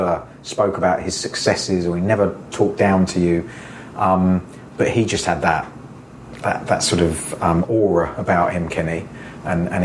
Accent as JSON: {"language": "English", "country": "Jersey", "tie": "born or raised there", "moved": "yes", "said": "growing up in Jersey"}